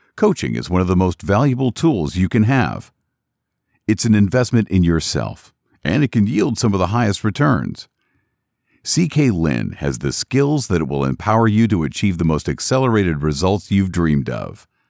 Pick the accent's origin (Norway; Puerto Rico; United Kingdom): United Kingdom; Glasgow, Scotland; I grew up in Glasgow, Scotland